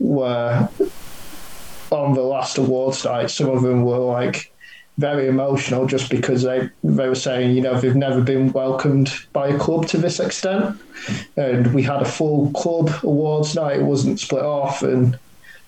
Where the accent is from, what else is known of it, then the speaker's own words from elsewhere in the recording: St Helens, North West England, United Kingdom; moved away as an adult; also born or lived in Nottingham; I grew up in St. Helens, played all my childhood, and then came to University of Nottingham